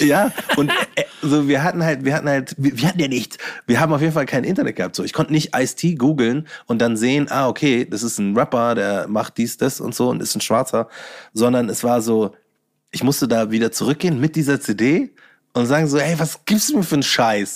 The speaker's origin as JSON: {"language": "German", "region": "Bavaria", "country": "Germany", "said": "ich bin Bayer, egal was ihr sagt oder was ihr gerne hättet, dass ein Bayer ist oder wie ein Bayer ausschaut, so ich bin's"}